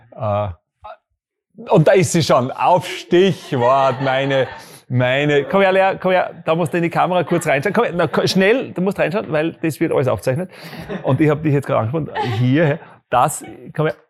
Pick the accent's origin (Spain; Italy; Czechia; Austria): Austria; Graz, Styria; Ich bin in Graz groß geworden, in der Grazer Innenst-, ich bin ein Grazer Innenstadtkind. Ich bin da aufgewachsen.